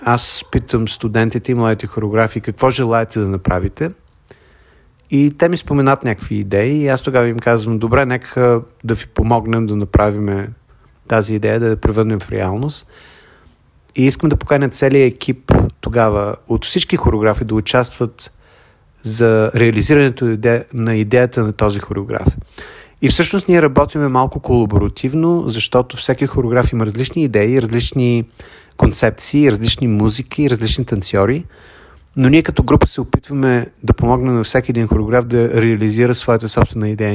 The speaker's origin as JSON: {"language": "Bulgarian", "country": "Bulgaria", "moved": "yes", "lives_now": "United States", "said": "Аз съм българин, въпреки че живея от 33 години в Съединените щати"}